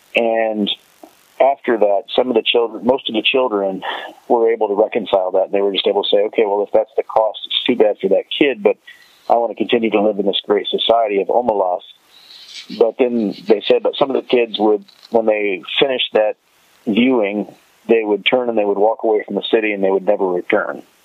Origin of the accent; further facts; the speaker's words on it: United States; we as American viewers